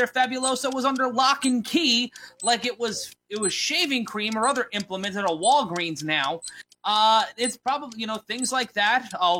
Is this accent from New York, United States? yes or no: yes; New York City, New York, United States; growing up in New York City